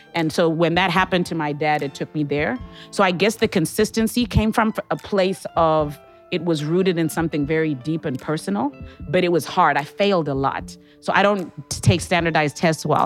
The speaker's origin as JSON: {"language": "English", "region": "Harare", "country": "Zimbabwe", "tie": "born or raised there", "moved": "yes", "lives_now": "St. Louis, United States", "said": "I'm originally from Harare, Zimbabwe"}